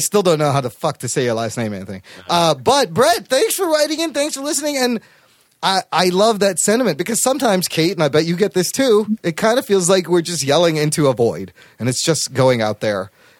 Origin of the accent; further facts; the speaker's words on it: Pakistan; I was born a little brown boy. Like, I'm Pakistani, and then I'm completely white.